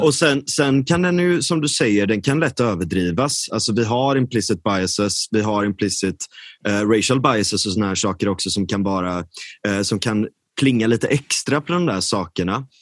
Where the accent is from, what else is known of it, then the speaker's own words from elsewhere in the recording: Gothenburg, Västra Götaland, Sweden; jag är verkligen uppvuxen, jag är uppvuxen i storstan, jag är uppvuxen i Linné